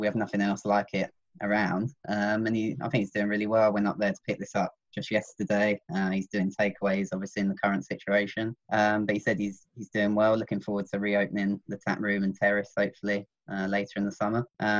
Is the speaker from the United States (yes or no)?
no; Bishop's Stortford, East of England, United Kingdom; Bishop Stortford, my hometown.